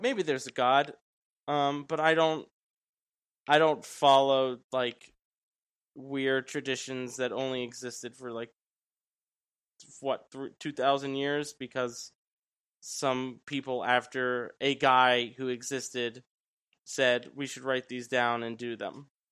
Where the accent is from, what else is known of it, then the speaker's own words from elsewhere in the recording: New York, United States; I'm from New York. I grew up in a, in a very Italian family